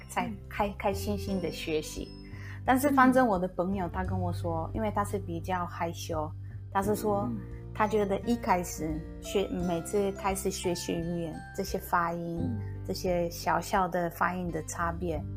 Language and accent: Chinese; Poland; Chinese is a second language; moved away as an adult; now in Taichung, Taiwan; 高中的时候，大学的时候，我是会，在我自己的国家，在我的老家，我常常会去参加一些文化的交流